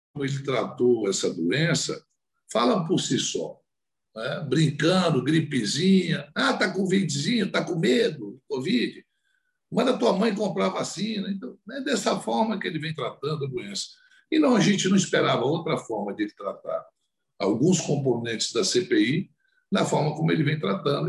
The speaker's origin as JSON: {"language": "Portuguese", "country": "Brazil", "said": "como brasileiro"}